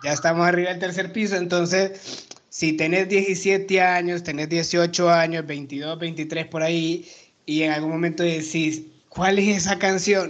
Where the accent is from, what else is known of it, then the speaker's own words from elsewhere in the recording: Honduras; moved away as an adult; now in Mexico; yo llevo cinco años en México, soy hondureño